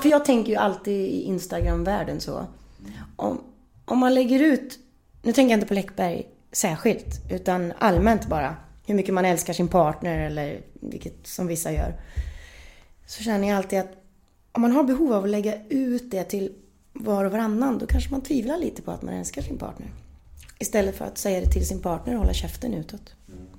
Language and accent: Swedish; Gullspång, Västra Götaland, Sweden; vi växte upp i Gullspång i ett tegelhus som mamma och pappa själv byggde.